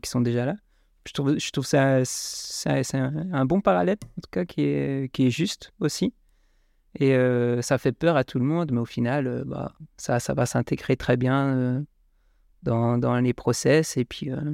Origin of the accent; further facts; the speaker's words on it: Strasbourg, Grand Est, France; près de chez moi à Strasbourg